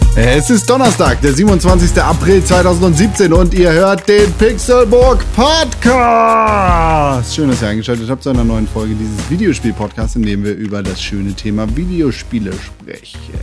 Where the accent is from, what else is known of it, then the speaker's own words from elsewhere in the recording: Germany; als Deutscher